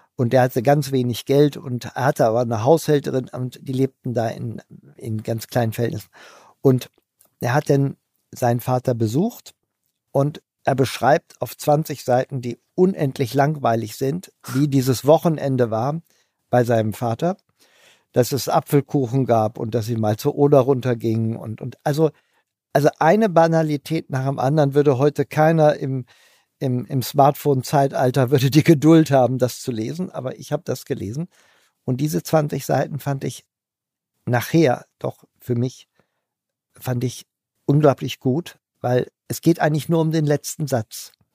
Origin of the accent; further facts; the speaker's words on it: Hanover, Lower Saxony, Germany; ich bin Hannoveraner